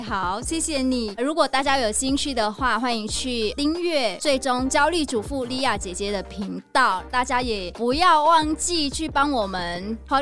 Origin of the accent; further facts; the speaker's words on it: Vietnam; Chinese is a second language; moved away as an adult; now in Taiwan; 我是越南人，来台湾的时候，我完全不会华语，不会普通话